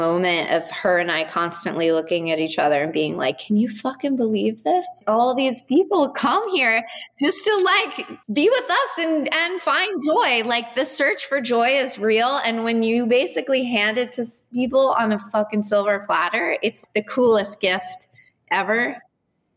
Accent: Southern California, United States; now in New York, United States; I'm from California. I'm from Southern California

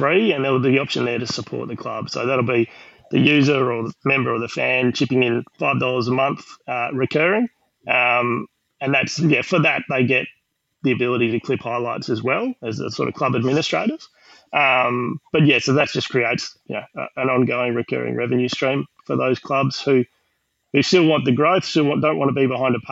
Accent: Queensland, Australia; now in Western Australia, Australia; I'm from Queensland

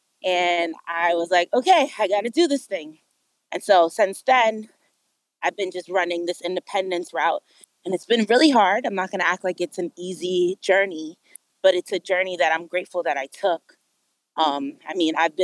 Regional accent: New York City, New York, United States; moved away as an adult; now in Los Angeles, United States; I'm from Brooklyn, New York. I was born and raised in New York City

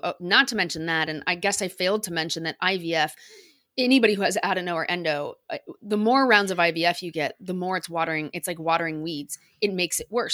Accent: United States; accent: American; you can probably tell by my accent, I'm American

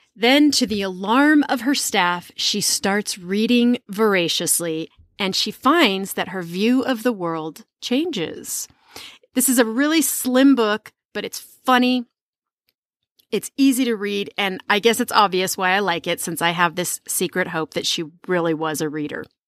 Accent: United States; as an American

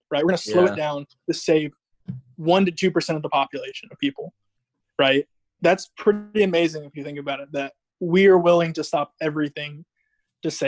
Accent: Georgia, United States; I'm in Georgia, in my hometown

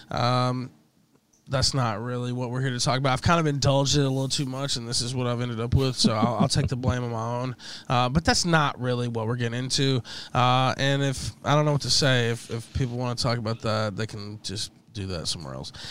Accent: West Memphis, Arkansas, United States; I'm from the South, uh, one of the poorest places in the country is where I'm from, actually. Uh, Memphis area, Crittenden County, West Memphis

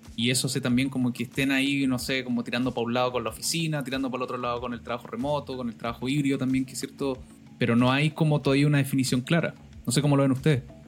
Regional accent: Valdivia, Los Ríos, Chile; mi ciudad natal eh, de Valdivia

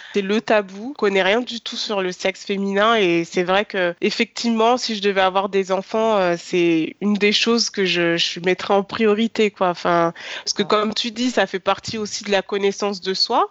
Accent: France; je suis née, j'ai grandi en France

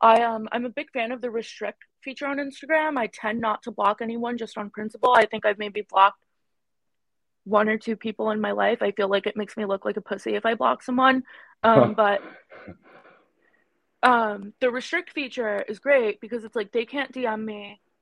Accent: New York City, New York, United States; accent: vocal fry; I'm Indian, like, culturally. And even though I was born and raised here

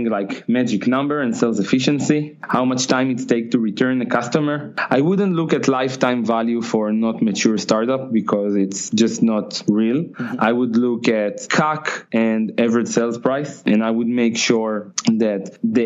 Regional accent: Tel Aviv, Tel Aviv District, Israel; I'm from Israel, from Tel Aviv.

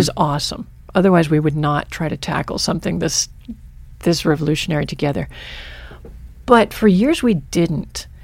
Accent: Michigan, United States; now in Stevensville, United States; my childhood was in Michigan

